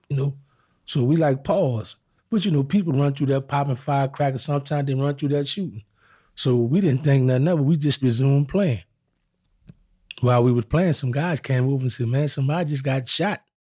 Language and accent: English; New Orleans, Louisiana, United States; I grew up in New Orleans, Louisiana